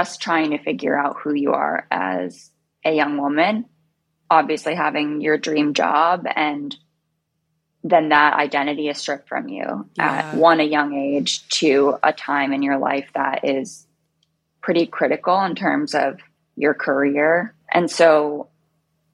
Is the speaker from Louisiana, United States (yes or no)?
no; Bergen County, New Jersey, United States; also born or lived in New York City; I grew up in New Jersey, Bergen County.